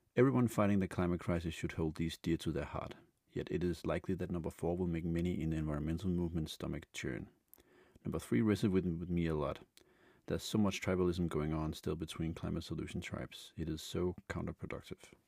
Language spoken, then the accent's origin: English; Denmark; Denmark, my home country